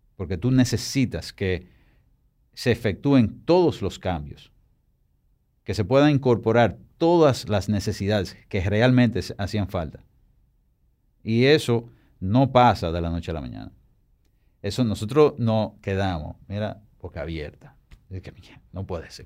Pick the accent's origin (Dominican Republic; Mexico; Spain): Dominican Republic; Santo Domingo; Y es donde está mi oficina, donde yo nací, donde yo vivo.